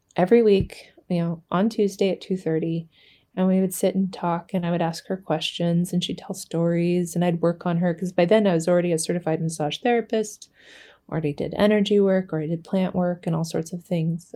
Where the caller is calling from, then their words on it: Anchorage, Alaska, United States; I'm calling in from the Dyna Lance in Anchorage, Alaska. And I, uh, live here with my fiance, and we have eight children between us.